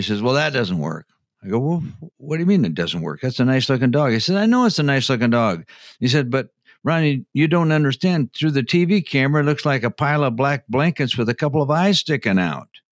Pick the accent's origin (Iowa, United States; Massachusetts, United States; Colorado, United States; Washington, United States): Iowa, United States; Postville; moved away as an adult; now in Minneapolis, United States; Was I born and raised in Minnesota? No, I was not. Real close, I was born just south of Rochester, Minnesota, in a small town of Postville, Iowa